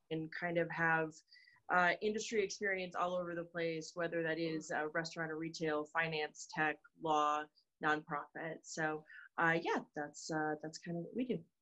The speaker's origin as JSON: {"language": "English", "region": "North Dakota", "country": "United States", "tie": "born or raised there", "said": "we we grew up in North Dakota."}